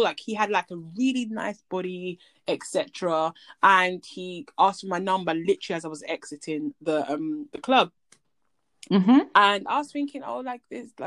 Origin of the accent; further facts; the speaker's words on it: Nigeria; I'm Nigerian